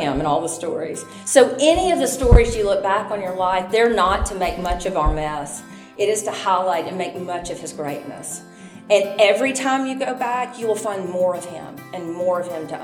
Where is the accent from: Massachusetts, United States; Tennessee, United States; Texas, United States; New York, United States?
Tennessee, United States; Memphis; I was born in Memphis